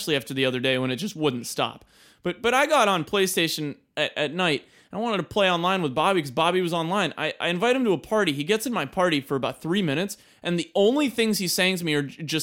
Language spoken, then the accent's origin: English; Washington, District of Columbia, United States; I say I'm from D.C.